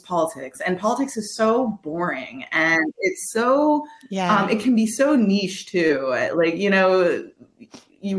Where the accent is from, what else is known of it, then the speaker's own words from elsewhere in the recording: Quebec, Canada; I'm from Quebec